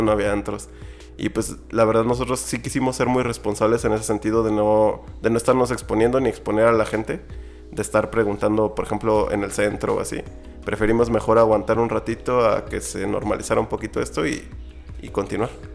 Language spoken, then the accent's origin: Spanish; San Luis Potosí, Mexico; Yo soy de San Luis Potosí